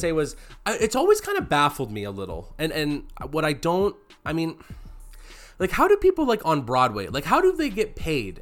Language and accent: English; Canada; we're Canadian, so if you're in grade five, you have to learn how to play